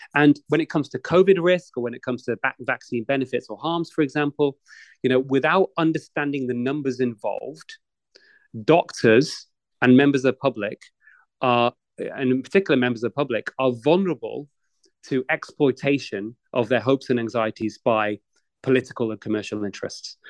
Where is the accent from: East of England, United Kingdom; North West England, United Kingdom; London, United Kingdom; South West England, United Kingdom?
North West England, United Kingdom; Manchester; also born or lived in Edinburgh, Scotland; I'm of Indian origin, but I grew up in uh, in the UK in in Greater Manchester